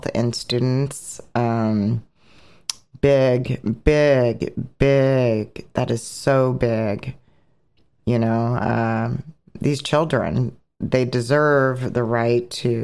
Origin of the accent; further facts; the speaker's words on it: Oregon, United States; I was born in Oregon